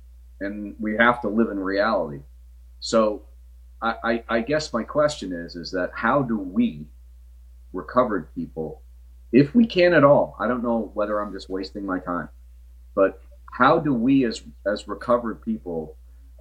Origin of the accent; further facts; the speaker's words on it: New Britain, Connecticut, United States; where I grew up in New Britain